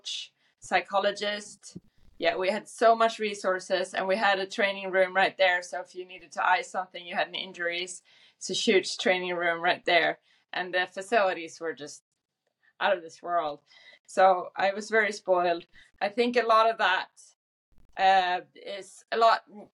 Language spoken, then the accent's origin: English; Sweden; moved away as an adult; also born or lived in Oregon, United States; I grew up in Sweden with a father who was